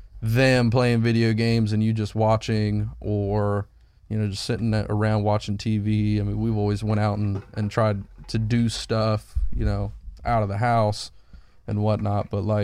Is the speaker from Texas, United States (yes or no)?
no; Ohio, United States; Because we're from Ohio, and that's where you go.